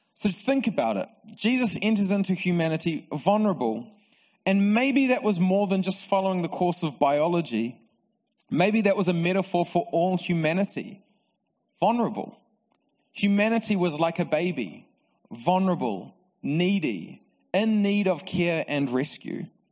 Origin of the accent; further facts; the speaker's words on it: Palmerston North, Manawatū-Whanganui, New Zealand; So I grew up in Palmerston North and I uh, went to Palmerston North Boys High School